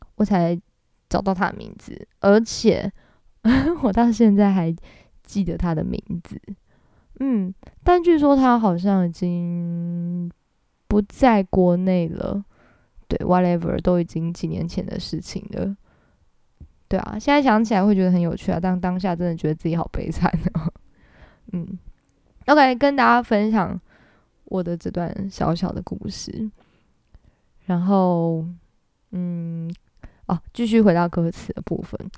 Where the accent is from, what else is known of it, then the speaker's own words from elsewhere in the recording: Taiwan; accent: Taiwanese accent; 我是台湾人，所以我讲法文如果有点台湾腔也是正常的咯，对，我也没有学过法文